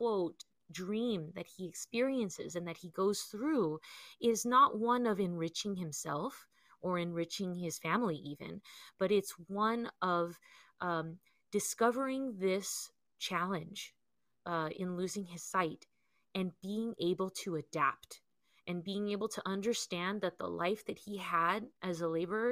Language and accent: English; Southern California, United States; growing up in California, in Southern California especially